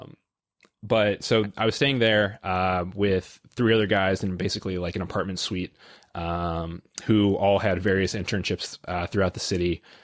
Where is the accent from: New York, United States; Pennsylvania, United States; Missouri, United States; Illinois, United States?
Illinois, United States; I'm from Illinois